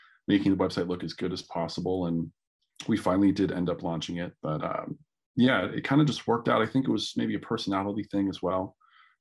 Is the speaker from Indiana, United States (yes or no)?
no; San Rafael, California, United States; also born or lived in Oakland / Corte Madera; I'm originally from San Rafael, born in Oakland and raised in the Bay Area.